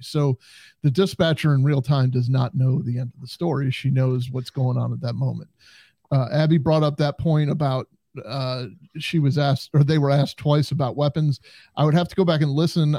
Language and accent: English; United States; growing up on the Canadian border as I did